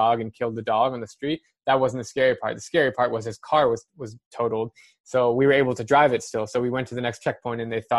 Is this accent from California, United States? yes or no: no; Scottsdale, Arizona, United States; I'm from Scottsdale, Arizona